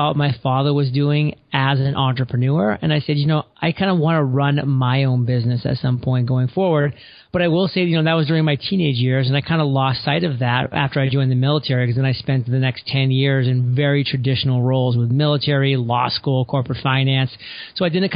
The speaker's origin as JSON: {"language": "English", "region": "southern Maine", "country": "United States", "tie": "born or raised there", "said": "I grew up in the state of Maine, on the southern side of Maine, so pretty close to the New Hampshire and Massachusetts border"}